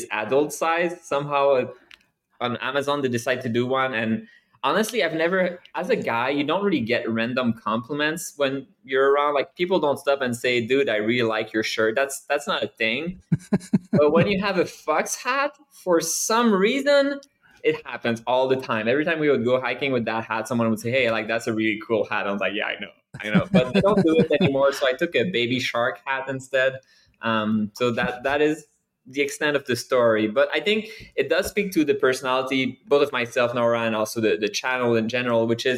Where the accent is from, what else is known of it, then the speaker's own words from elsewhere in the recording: Canada; now in United States; I'm Canadian. I'm French Canadian